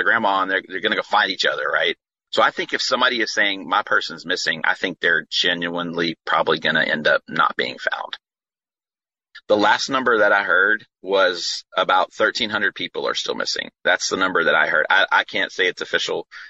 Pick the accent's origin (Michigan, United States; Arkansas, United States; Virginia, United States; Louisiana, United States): Louisiana, United States; we're from Louisiana